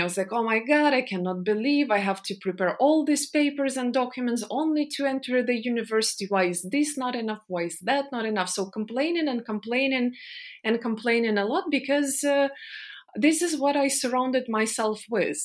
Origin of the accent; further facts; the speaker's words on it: Donetsk, Donetsk Oblast, Ukraine; moved away as an adult; I was born in Donetsk in the eastern part of Ukraine.